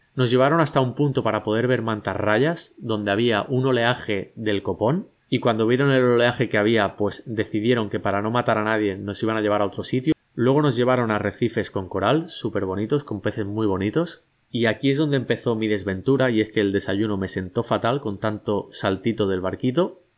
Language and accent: Spanish; Catalonia, Spain; now in Bali, Indonesia; como buen catalán